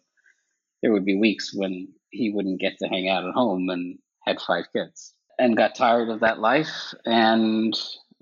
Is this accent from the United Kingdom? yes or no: no; Ireland; moved away as an adult; also born or lived in Connecticut, United States; now in United States; I grew up in Ireland, actually, and moved to the States in my early 20s